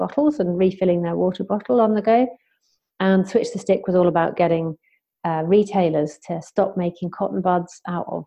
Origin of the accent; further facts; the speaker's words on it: Southampton, South East England, United Kingdom; back in my hometown then of Southampton